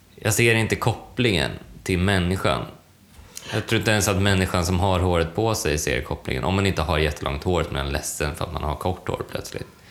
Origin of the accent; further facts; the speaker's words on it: Sweden; Jag är blondin och svensk